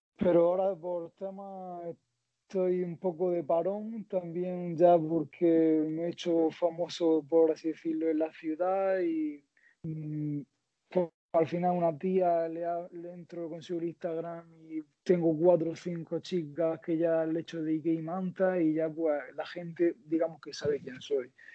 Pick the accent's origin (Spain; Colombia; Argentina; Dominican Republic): Spain; Almería, Andalusia; soy de Almería